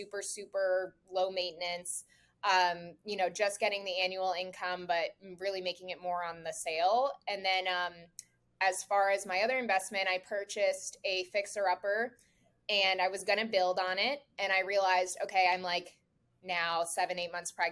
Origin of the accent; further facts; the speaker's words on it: Pompano Beach, Florida, United States; I am born and raised in South Florida, so I've lived here my whole life